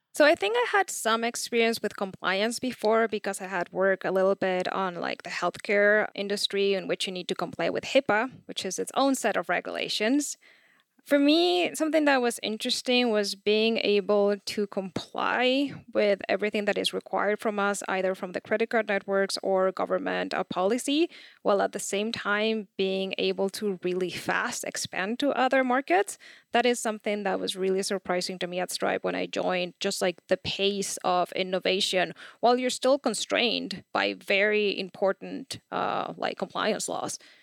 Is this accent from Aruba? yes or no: no; Chile; I'm from Chile.